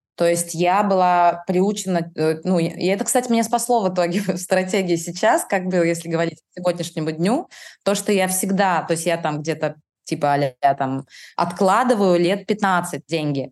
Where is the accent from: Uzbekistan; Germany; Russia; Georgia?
Russia; Kaliningrad, Kaliningrad Oblast; я из Калининграда